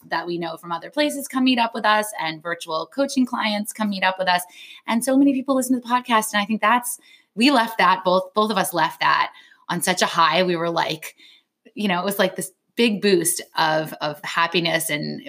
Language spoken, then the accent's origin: English; suburbs of DC, Maryland, United States; I said, oh, Maryland, right out in Maryland, suburbs of DC.